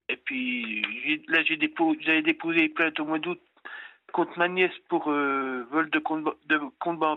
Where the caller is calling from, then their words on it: Pontarlier, Bourgogne-Franche-Comté, France; Moi 56 ans, puis je suis de Pontarlier.